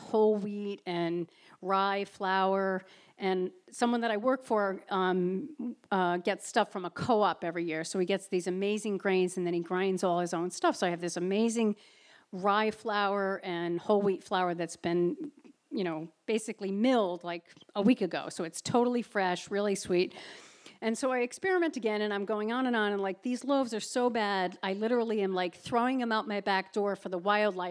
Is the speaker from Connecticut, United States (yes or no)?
yes; New Haven, Connecticut, United States; moved away as an adult; now in Cape Cod, United States; I grew up near New Haven, Connecticut